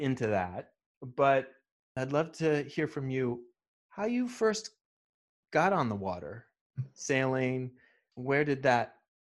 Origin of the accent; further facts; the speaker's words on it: United States; now in San Francisco, United States; I grew up sailing on the Chesapeake Bay and moved out here to San Francisco